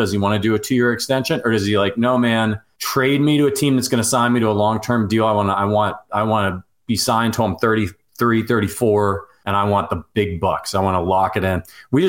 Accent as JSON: {"language": "English", "region": "Northeast Ohio", "country": "United States", "said": "I'm from Northeast Ohio. I'm a Guardians fan."}